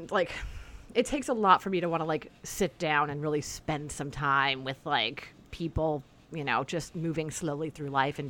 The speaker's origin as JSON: {"language": "English", "region": "California", "country": "United States", "tie": "born or raised there", "said": "born and raised in California"}